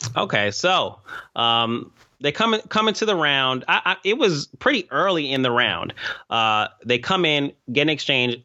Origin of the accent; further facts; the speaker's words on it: New York, United States; I'm a New Yorker